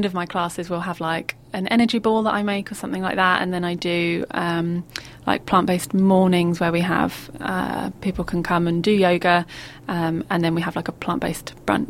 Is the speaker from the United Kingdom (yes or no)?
yes; Bury St Edmunds, East of England, United Kingdom; Bury St Edmunds, where I grew up in Suffolk in the UK.